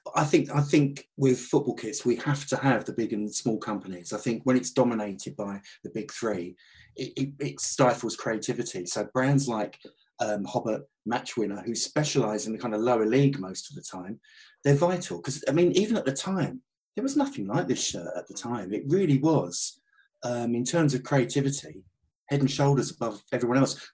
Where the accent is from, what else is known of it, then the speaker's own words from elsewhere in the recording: Southend-on-Sea, East of England, United Kingdom; Southend were my local side